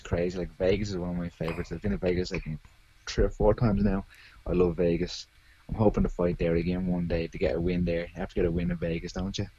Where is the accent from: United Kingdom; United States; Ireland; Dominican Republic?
Ireland; Arklow, Leinster; That's where I live. I'm from. Yeah, born and raised here